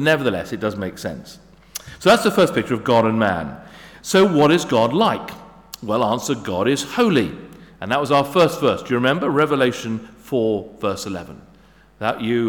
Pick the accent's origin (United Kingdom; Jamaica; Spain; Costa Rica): United Kingdom; England; I'm English.